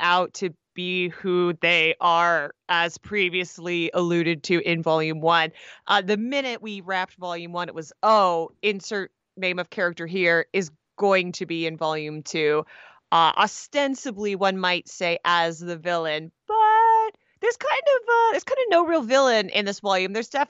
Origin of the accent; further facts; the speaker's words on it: Canada; I'm Canadian. I can't help myself.